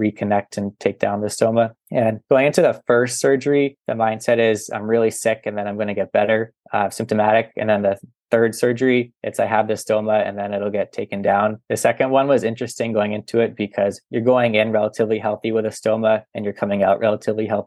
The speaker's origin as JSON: {"language": "English", "town": "Boston", "region": "Massachusetts", "country": "United States", "said": "I'm from the Boston area, and there's major hospitals"}